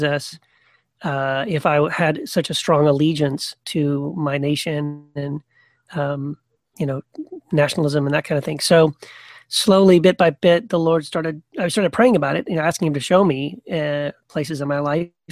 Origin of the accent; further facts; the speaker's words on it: Texas, United States; I was raised in Texas